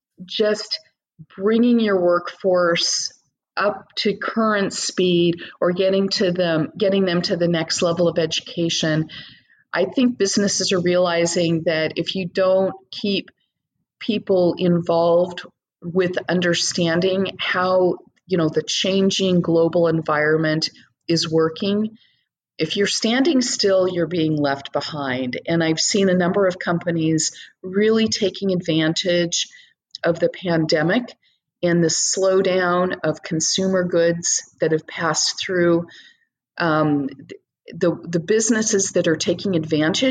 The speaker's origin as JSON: {"language": "English", "country": "United States", "said": "being an American"}